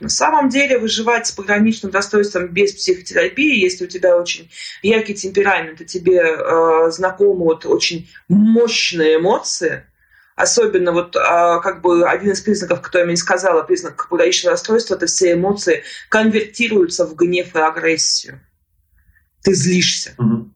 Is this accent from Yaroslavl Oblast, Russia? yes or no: yes; Yaroslavl, Yaroslavl Oblast, Russia; moved away as an adult; now in Moscow, Russia; я жила до этого времени в Ярославле